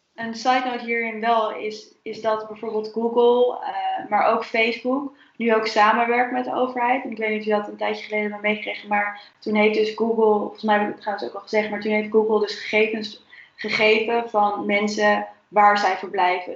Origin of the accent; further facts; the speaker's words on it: Netherlands; voor mij als Nederlander